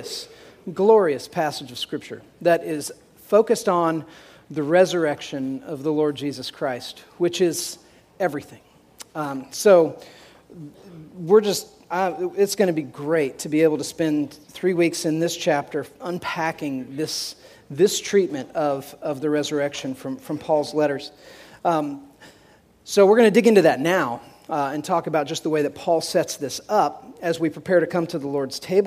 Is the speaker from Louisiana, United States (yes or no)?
no; Tipton, Indiana, United States; that's my hometown, a little hometown